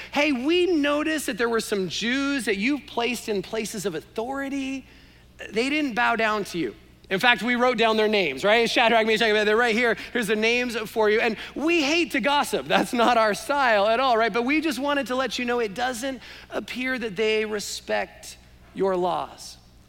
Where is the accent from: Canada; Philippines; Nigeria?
Canada; Sorry, maybe you didn't understand my accent, eh? Right?